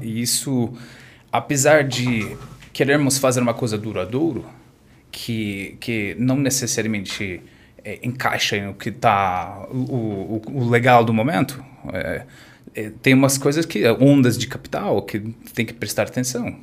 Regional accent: Orange County, California, United States; Portuguese is a second language; moved away as an adult; also born or lived in New York; now in Brazil; eu nasci e fui criado na Califórnia

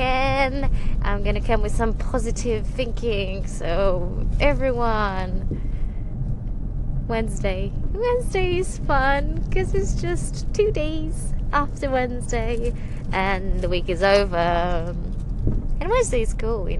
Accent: Romania; moved away as an adult; now in United Kingdom; we visited my hometown

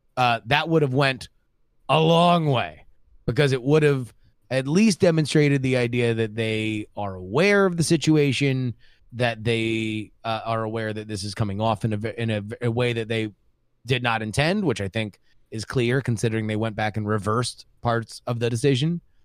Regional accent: South Florida, United States; I grew up in South Florida, which is right next to Cuba

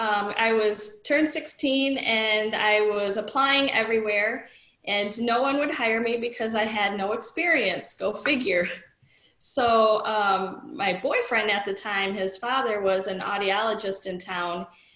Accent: Rockford, Illinois, United States; now in DeKalb, United States; I came from Rockford, Illinois.

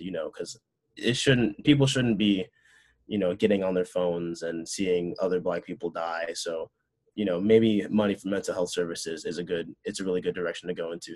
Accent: Chicago, Illinois, United States; also born or lived in Urbana-Champaign, Illinois; I actually grew up like not too far away when I was a baby from Illinois Tech

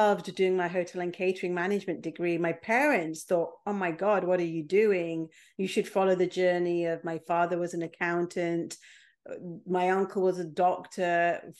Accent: England, United Kingdom; also born or lived in Mombasa, Kenya; I was born in Kenya. I was five months old when my parents left Mombasa and came to England

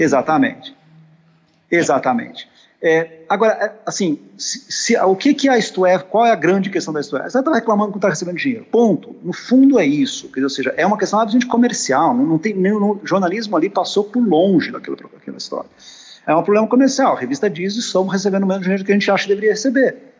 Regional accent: Brazil; nós, brasileiros, nós que vivemos no Brasil

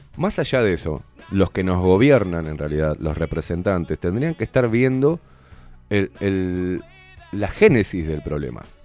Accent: Uruguay; como uruguayo

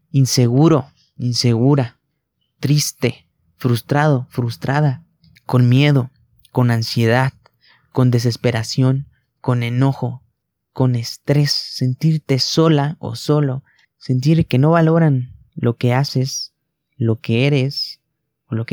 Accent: Mexico; Tan solo en mi país, en México, al menos 16 millones de personas padecen trastornos de ansiedad generalizada y depresión.

